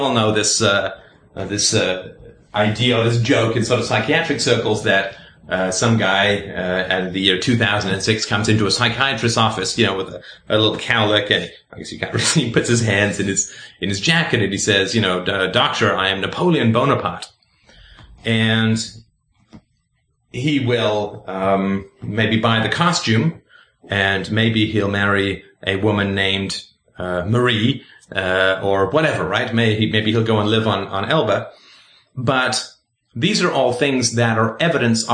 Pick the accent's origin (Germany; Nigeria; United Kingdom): United Kingdom; England; also born or lived in Ireland / South Africa; now in Canada; I currently live in Canada. I was born in Ireland. I grew up in England. I spent a little time in South Africa. Then I moved to Canada.